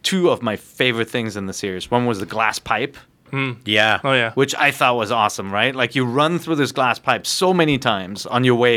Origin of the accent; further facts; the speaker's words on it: Germany; now in California, United States; I grew up in Germany where it always rains, and now we live in California.